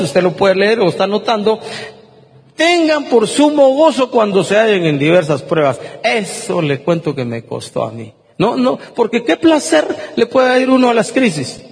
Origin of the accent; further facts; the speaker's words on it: Guatemala; Yo me pregunto como guatemalteco